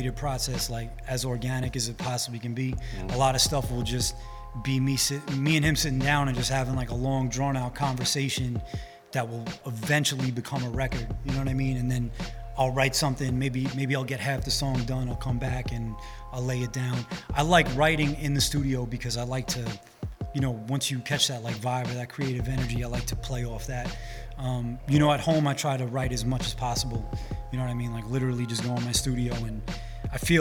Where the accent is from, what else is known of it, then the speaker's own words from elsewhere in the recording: New York City, New York, United States; being that I'm from Rockaway Beach, the Summer Classics basketball tournament is so much wrapped into the community that I grew up